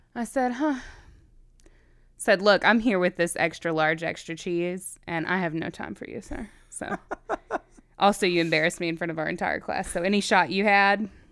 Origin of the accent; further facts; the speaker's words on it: Virginia, United States; I grew up in Virginia.